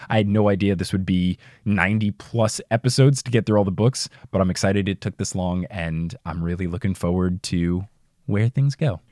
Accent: New Jersey, United States; accent: New Jersey; my New Jersey accent

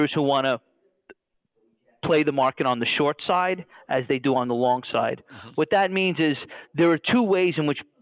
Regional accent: New York City, New York, United States; I'm from New York, I'm from Brooklyn

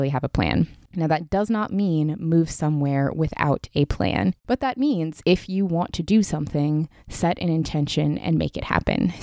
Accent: Pacific Northwest, United States; moved away as an adult; now in Southern California, United States; I grew up in the Pacific Northwest, was born and raised there

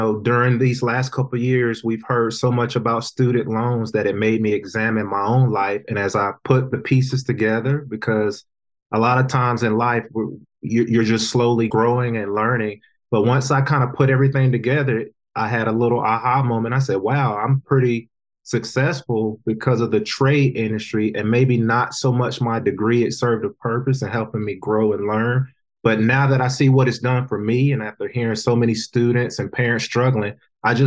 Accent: North Carolina, United States; I work with a good group from my hometown of North Carolina

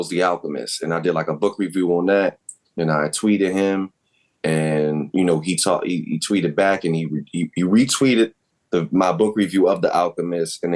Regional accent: Baltimore, Maryland, United States; grew up in Northeast Baltimore

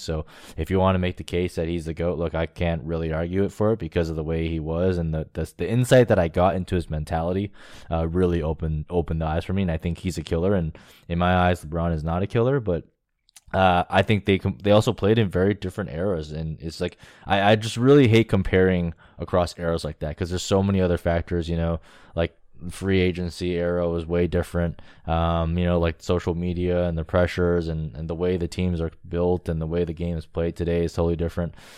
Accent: Toronto, Ontario, Canada; I'm from Toronto.

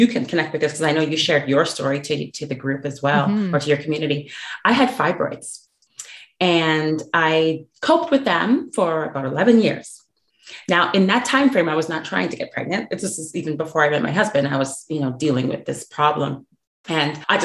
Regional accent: Canada; moved away as an adult; now in Dallas, United States; I'm from Canada, but I've relocated to the US. So I do live in the Dallas Metroplex

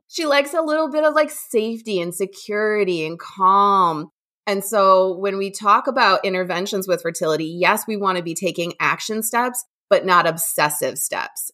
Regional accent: Midwest, United States; also born or lived in Indiana / Ohio; I'm born and raised in the Midwest

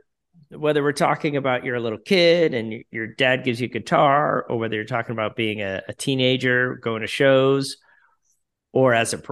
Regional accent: Scituate, Massachusetts, United States; I grew up in Scituate, Massachusetts, and I think Scituate will always be with me.

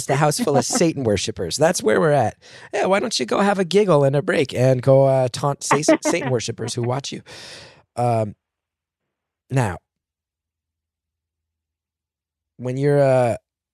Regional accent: New Jersey, United States; I'm from New Jersey

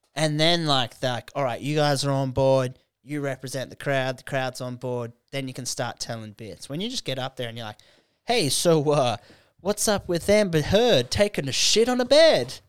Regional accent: Canberra, Australian Capital Territory, Australia; moved away; Canberra, it's a f, like, that's my hometown

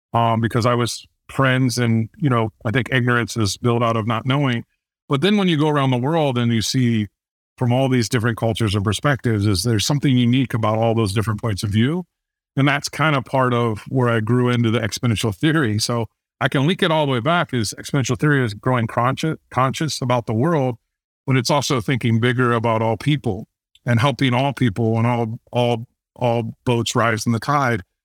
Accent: Fort Wayne, Indiana, United States; born or raised there

